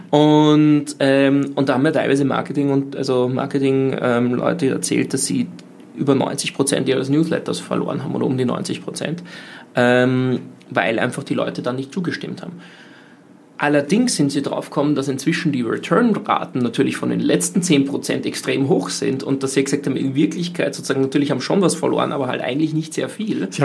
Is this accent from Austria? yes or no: yes; Austria; wo wir als Österreicher uns überlegen müssen